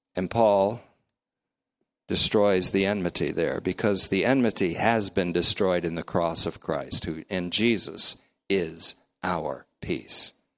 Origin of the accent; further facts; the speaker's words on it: United States; I'm speaking as an American